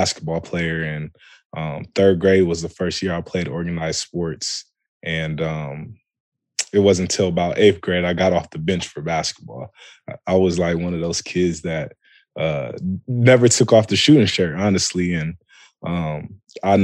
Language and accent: English; Toledo, Ohio, United States; also born or lived in Columbus, Ohio; I'm born and raised in Toledo, Ohio.